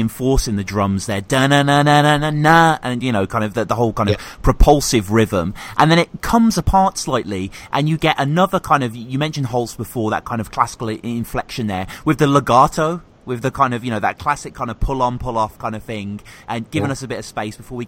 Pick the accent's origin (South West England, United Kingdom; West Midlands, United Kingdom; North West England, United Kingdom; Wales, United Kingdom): West Midlands, United Kingdom; Birmingham; moved away; I'm from Birmingham as well myself, originally